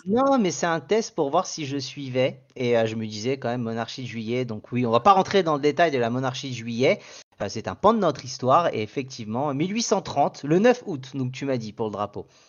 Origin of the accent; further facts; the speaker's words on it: Paris, Île-de-France, France; en tant que parisien